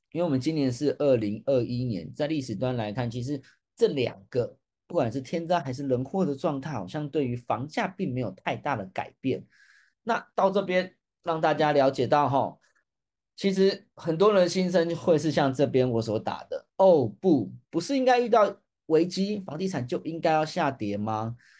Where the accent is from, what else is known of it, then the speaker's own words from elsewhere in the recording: Taipei, Taiwan; 因为我本身也是台北出生的